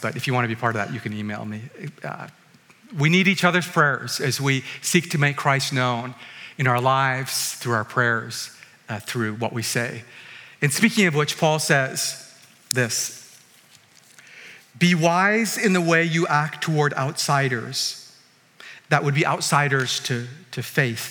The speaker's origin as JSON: {"language": "English", "town": "Vancouver", "region": "British Columbia", "country": "Canada", "said": "I'm from Vancouver."}